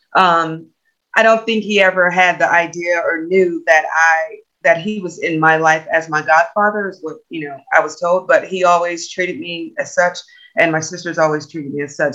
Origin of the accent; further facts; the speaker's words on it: Natchez, Louisiana, United States; now in Texas, United States; I'm originally from Louisiana